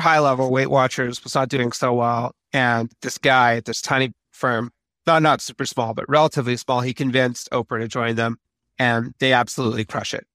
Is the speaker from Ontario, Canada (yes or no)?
no; Vancouver, British Columbia, Canada; Vancouver, where I'm from